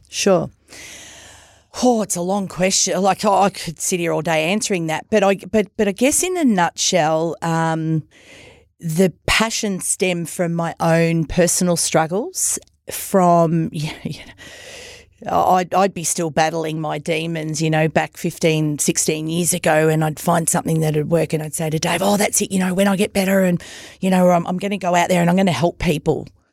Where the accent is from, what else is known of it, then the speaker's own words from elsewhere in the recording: Myrtleford, Victoria, Australia; now in Wodonga, Australia; I come from Myrtleford